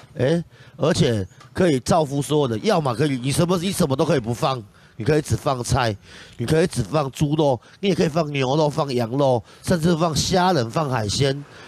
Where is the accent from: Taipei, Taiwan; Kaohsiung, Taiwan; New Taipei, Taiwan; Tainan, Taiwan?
Tainan, Taiwan; 毕竟我从小在国华街、中正路那边混大，所以我对这一区真的是特别有爱